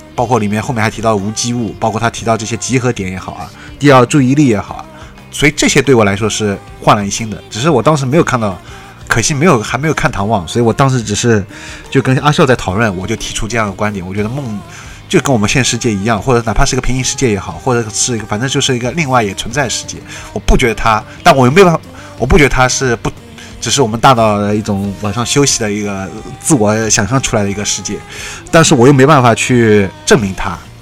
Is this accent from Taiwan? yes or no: no; China; 我们中国人